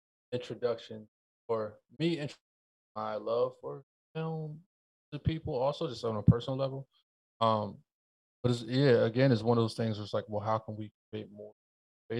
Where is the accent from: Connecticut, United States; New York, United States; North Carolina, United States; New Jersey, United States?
Connecticut, United States; New Haven; I grew up in New Haven